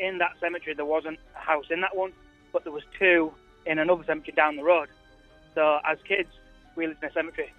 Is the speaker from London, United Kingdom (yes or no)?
no; Leeds, Yorkshire and the Humber, United Kingdom; So there's two cemeteries in Leeds, and my granddad was a caretaker of one in a place called Hare Hills.